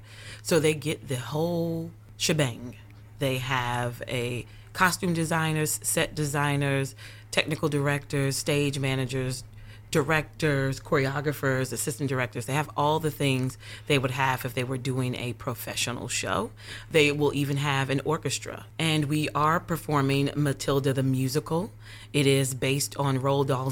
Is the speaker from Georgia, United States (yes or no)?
no; Concord, North Carolina, United States; now in Charlotte, United States; I am born and raised in North Carolina, born and raised in Concord, but I currently live in Charlotte, North Carolina